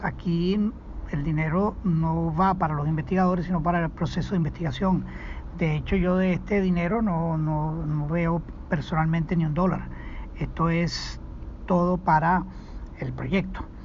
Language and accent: Spanish; Venezuela; moved away as an adult; also born or lived in Sweden / Israel / Chicago, United States; now in Phoenix, United States; yo no salí de Venezuela como han salido muchos venezolanos